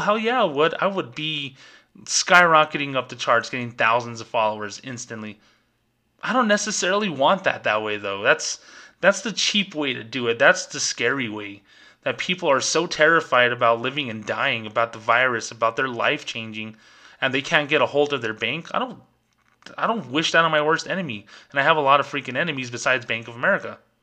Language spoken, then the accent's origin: English; New Mexico, United States; my home state, New Mexico